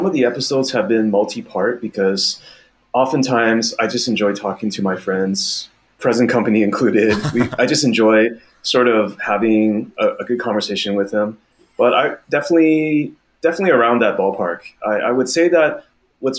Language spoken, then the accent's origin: English; Vancouver, British Columbia, Canada; moved away as an adult; also born or lived in Taiwan; now in Beijing, China; So I was originally born and raised in Taiwan, and our family immigrated over to Canada, Vancouver specifically, when I was very young in elementary school. So I've spent a lot of my, I want to say about over 2 decades in Canada. And that's really the place that I identify most as home